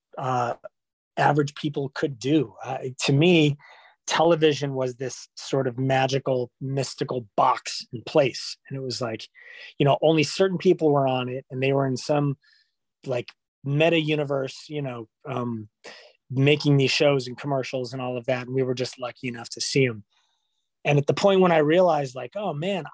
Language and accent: English; Los Angeles, California, United States; Born in California. I was born in North Hollywood